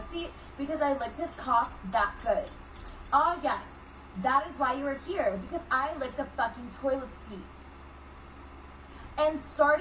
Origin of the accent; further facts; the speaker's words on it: New Jersey, United States; I am 21 and from New Jersey